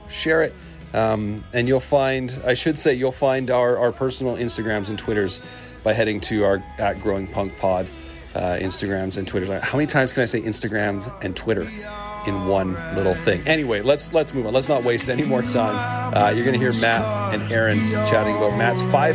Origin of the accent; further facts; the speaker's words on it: Canada; as a Canadian